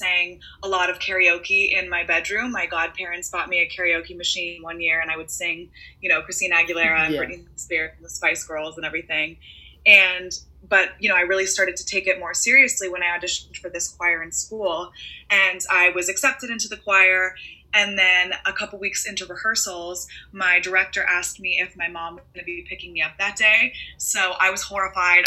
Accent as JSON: {"language": "English", "town": "Los Angeles", "region": "California", "country": "United States", "tie": "born or raised there", "said": "I am born and raised in Los Angeles"}